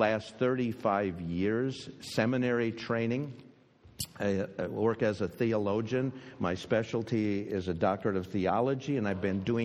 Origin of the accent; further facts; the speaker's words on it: Minnesota, United States; moved away as an adult; also born or lived in Pennsylvania; we grew up in a family in Minnesota